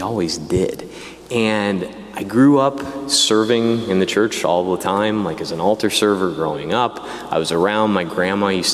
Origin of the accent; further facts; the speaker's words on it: Diocese of Peoria, Illinois, United States; I grew up in the Diocese of Peoria, Illinois